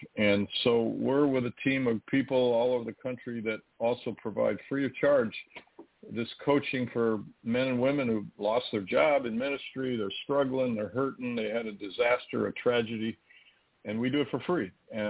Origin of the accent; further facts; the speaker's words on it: Midwest, United States; Well, you know, I'm from the Midwest, so I'm not in high altitude.